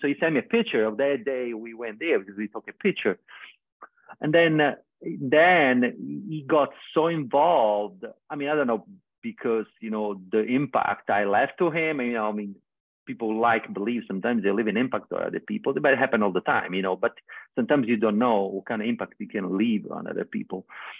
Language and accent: English; Australia; I say, oh yeah, I'm never going to come back here. I'm from Australia.